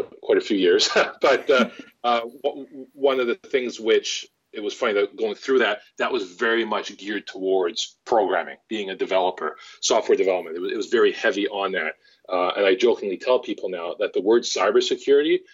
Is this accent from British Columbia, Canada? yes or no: yes; Vancouver, British Columbia, Canada; I've actually grown up, born and bred in Vancouver, British Columbia, Canada